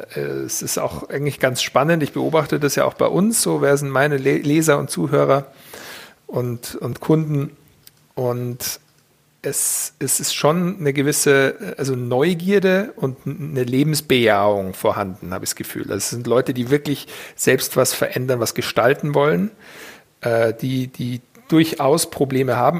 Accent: Weilheim in Oberbayern, Bavaria, Germany; ich bin eigentlich ein normaler bayerischer, oberbayerischer Junge und der damals in Bayern geboren wurde

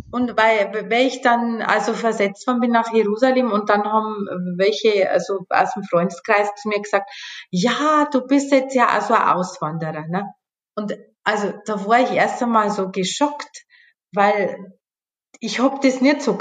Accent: Bavaria, Germany; Also ich komme ja aus Bayern.

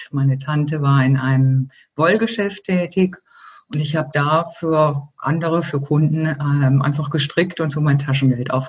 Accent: Germany; now in Switzerland; Ich bin ja Deutsche, wie man hört, äh, auch wenn ich seit 19 Jahren in der Schweiz lebe.

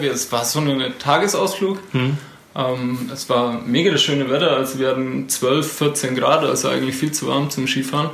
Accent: Neunhof, Bavaria, Germany; ich komme aus Nonhof.

